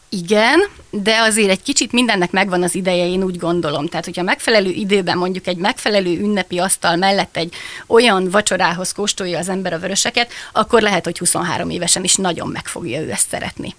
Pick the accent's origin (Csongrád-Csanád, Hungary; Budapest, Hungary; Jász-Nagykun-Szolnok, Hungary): Csongrád-Csanád, Hungary; Szentes; now in Villány, Hungary; én szentesen születtem, és én picit haza is jövök ilyenkor